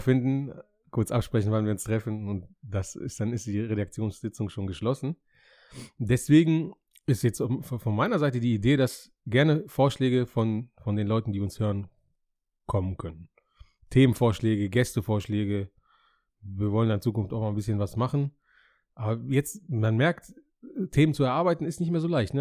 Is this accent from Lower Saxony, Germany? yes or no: yes; Hameln, Lower Saxony, Germany; ich bin in Hameln geboren und aufgewachsen